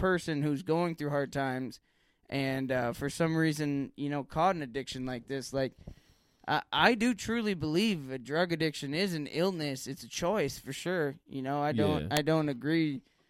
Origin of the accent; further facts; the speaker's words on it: Green Bay, Wisconsin, United States; also born or lived in Milwaukee; Being a kid who I grew up with in Green Bay, and I spent a little time in Milwaukee.